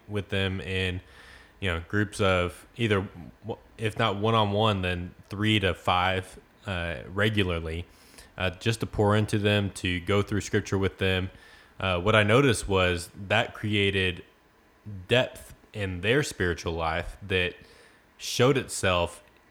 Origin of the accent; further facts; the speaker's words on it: Frost, Texas, United States; Well, I grew up in Frost, Texas, which is a small town right outside of Corsicana. Very small, about 1 square mile, 600 people.